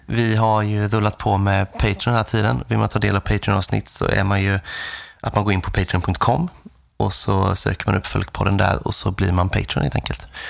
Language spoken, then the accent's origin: Swedish; Nässjö, Jönköping County, Sweden; moved away; där jag kommer från i Nässjö